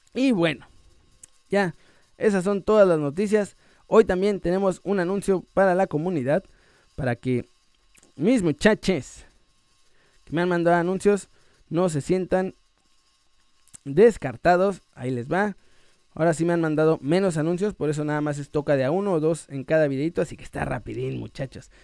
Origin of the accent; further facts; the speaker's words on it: Mexico; moved away as an adult; now in Spain; Yo soy mexicano hasta el hueso.